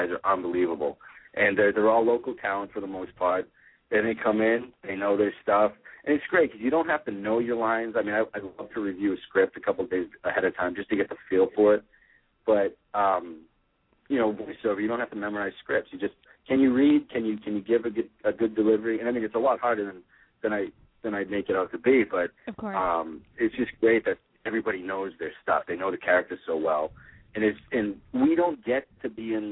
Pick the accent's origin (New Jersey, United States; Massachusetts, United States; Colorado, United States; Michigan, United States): Massachusetts, United States; Boston; I'm from the Boston area. I live in Boston right now